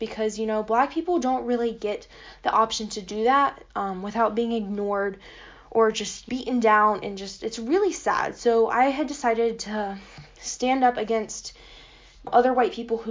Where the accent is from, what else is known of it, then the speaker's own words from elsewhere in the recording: Yellow Springs, Ohio, United States; I'm from Yellow Springs, Ohio